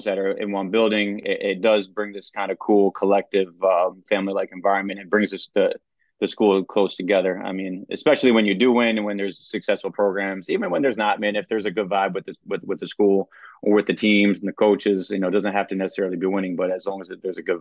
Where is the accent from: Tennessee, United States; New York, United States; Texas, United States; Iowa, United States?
New York, United States; Poughkeepsie; also born or lived in Hyde Park, New York; I grew up actually hour and a half north of the city in Poughkeepsie, New York.